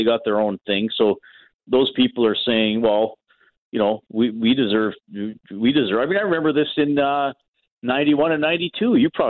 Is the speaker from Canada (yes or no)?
yes; Canada; I'm a Canadian hockey fan on my pedestal type thing.